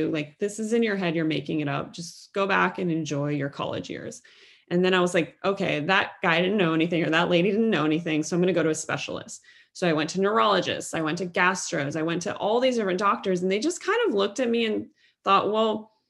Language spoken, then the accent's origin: English; Cincinnati, Ohio, United States; growing up in Cincinnati, Ohio, the Midwest of the United States in the 1990s.